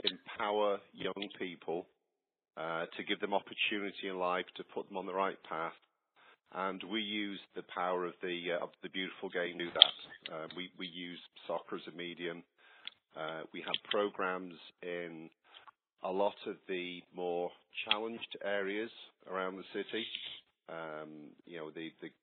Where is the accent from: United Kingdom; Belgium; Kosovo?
United Kingdom; Warrington, North West England; now in Georgia, United States; Well, my hometown, you can sense from my accent, I'm not a local Georgia boy. I come from the northwest of England, from a little town called Warrington.